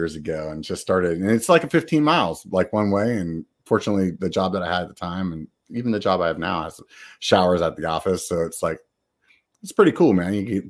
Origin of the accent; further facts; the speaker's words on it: York, Pennsylvania, United States; now in Northern California, United States; I grew up in York, Pennsylvania, which was always confused with New York.